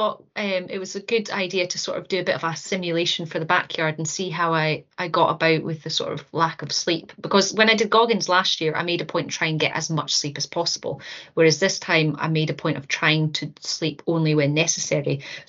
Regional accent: Aberdeen, Scotland, United Kingdom; also born or lived in Stornoway / Dortmund / Kinross; I was born in Stornoway, and my dad was in the army, so we sort of dotted around all over the place, even in Dortmund for a wee while. But I think I would say I did primary school in Aberdeen, and then I did high school in Kinross

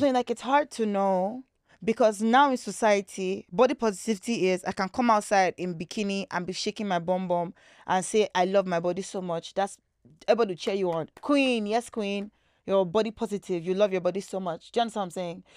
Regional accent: Lagos, Nigeria; also born or lived in British Columbia, Canada; I was born in Lagos here in Nigeria, in Nigeria

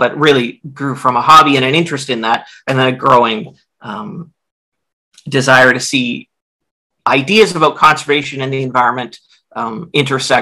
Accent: Vancouver, British Columbia, Canada; I grew up in Vancouver and started off my undergraduate experience at UBC

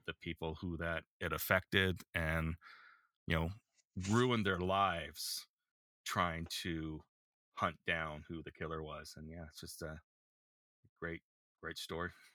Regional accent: Canada; as a Canadian

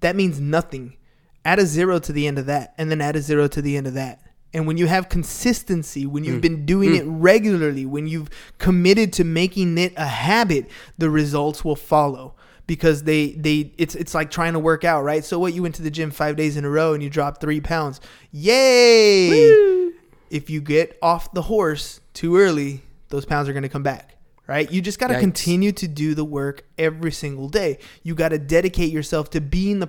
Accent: San Diego, California, United States; that's just how we grew up. We're from San Diego

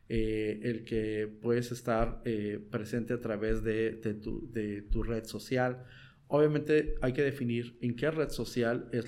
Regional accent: Tijuana, Baja California, Mexico; also born or lived in Mexico City; tengo más de 37 años aquí en Tijuana, ah, llegué chico, entonces digo, yo realmente me considero tijuanense, ¿no? Adoptado de corazón tijuanense

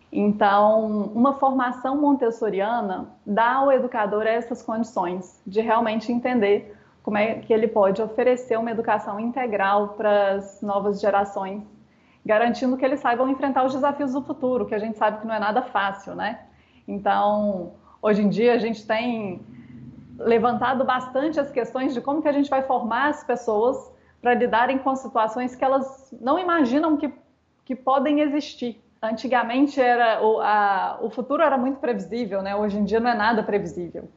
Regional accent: Brazil; muito comum no estado que eu, que eu nasci, aqui no Brasil

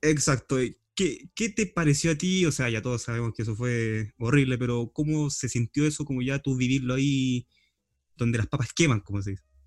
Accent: Los Ángeles, Biobío, Chile; moved away as an adult; also born or lived in Concepción; yo soy de Los Ángeles, pero cuando estudio vivo ya en Concepción

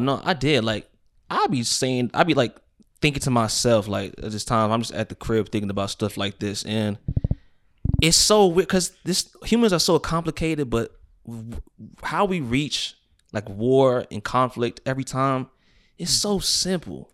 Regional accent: United States; I'm Christian because I was born in the United States of America into a Christian family

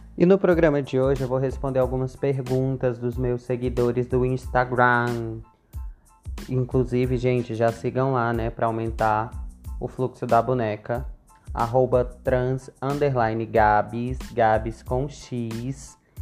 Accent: Brasília, Federal District, Brazil; nascida e criada em Brasília

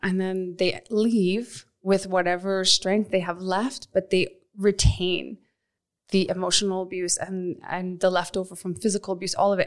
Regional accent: Nova Scotia, Canada; moved away as an adult; also born or lived in Ontario; now in Calgary, Canada; I was born in Ontario, And when I was eight, we moved out to Nova Scotia

